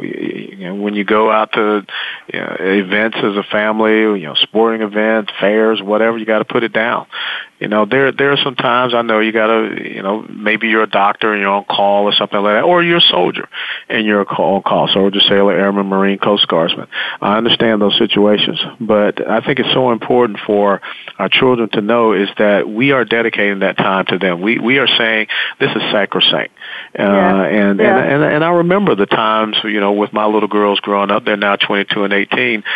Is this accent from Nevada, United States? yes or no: no; Atlanta, Georgia, United States; moved away; also born or lived in South Florida; growing up in Atlanta